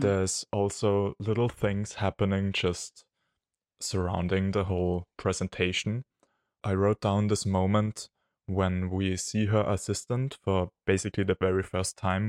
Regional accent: Austria; from Austria

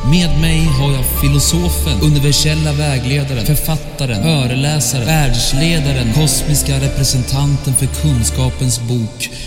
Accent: Norrland, Sweden; accent: norrländska; Nu kommer min norrländska in här ibland. Hör du det?

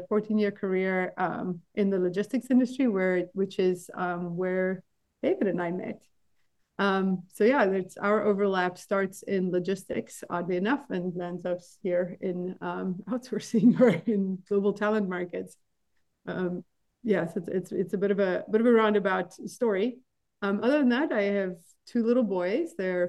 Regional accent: South Africa; moved away as an adult; also born or lived in United Kingdom / Belgium; now in United States; So I grew up in South Africa, very long way away from here. And I lived there until I was 25.

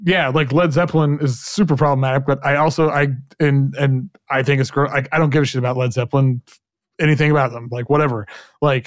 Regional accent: Oklahoma, United States; growing up in Oklahoma, you know, in a very right-wing conservative environment

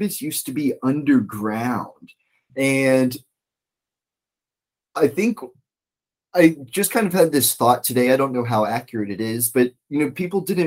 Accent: East Coast, United States; now in Washington State, United States; I'm from the East Coast

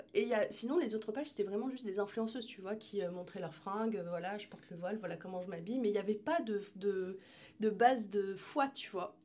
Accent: France; j'ai grandi en France

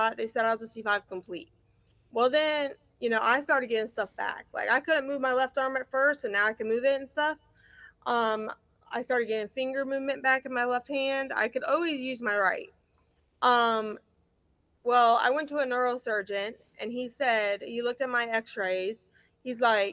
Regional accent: Ocala, Florida, United States; moved away as an adult; also born or lived in Miami, Florida; now in West Virginia, United States; I had like moved back to my hometown, so I left Miami to go back to Ocala, Florida

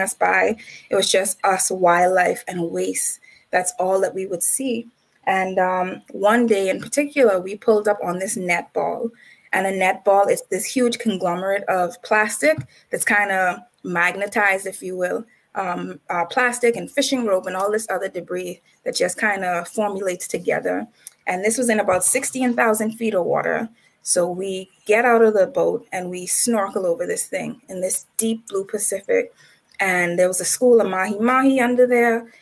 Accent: Nassau, New Providence, Bahamas; moved away as an adult; now in Malmö, Sweden; I'm from the Bahamas, uh, born, bred, cadet. Uh, grew up in Nassau

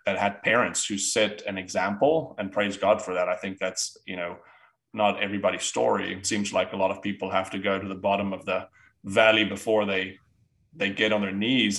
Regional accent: South Africa; moved away; I'm from South Africa

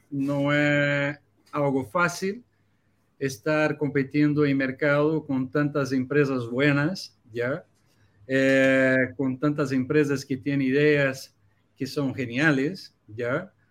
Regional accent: Brazil; Spanish is a second language; now in Chile; Mira, yo, yo vengo de Brasil, soy un brasileño que vivo en Chile a 11 años ya

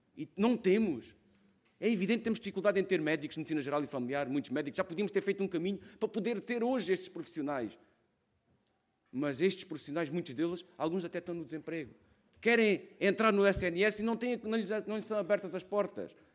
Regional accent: Alentejo, Portugal; accent: Alentejano; venho de uma região, podem ver na minha voz, isto não se ouve, vê-se logo que sou alentejano

